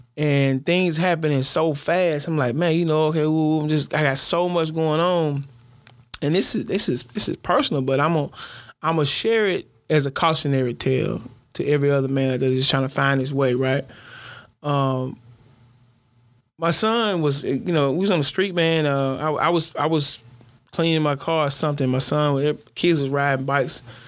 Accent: Louisiana, United States; I'm from Stony Hill

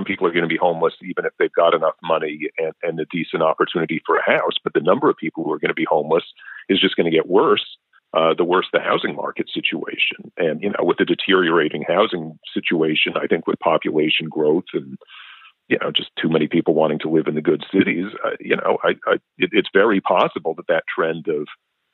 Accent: New York City, New York, United States; moved away; I grew up in New York City in the 80s

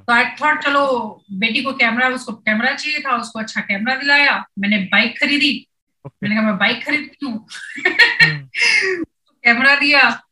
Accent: Kashipur, Uttarakhand, India; now in Pune, India; मैं उत्तराखंड से हूँ पहले तो यूपी होता था अभी उत्तराखंड हो गया हो very small town call Kashipur near to Jim Corbett

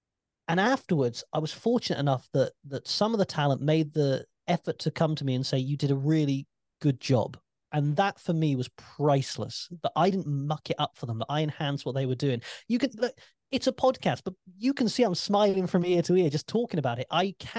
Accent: United Kingdom; As a Brit, I have no shame with that.

